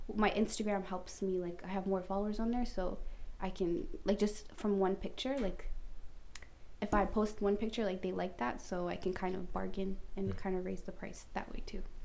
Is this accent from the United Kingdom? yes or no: no; Canada; I'm Canadian